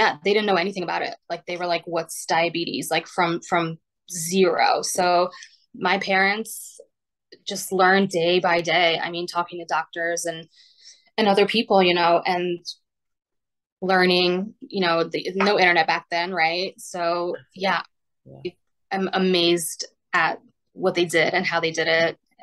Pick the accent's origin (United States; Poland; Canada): Poland; moved away; I was diagnosed when we were still in Poland. I was born in Poland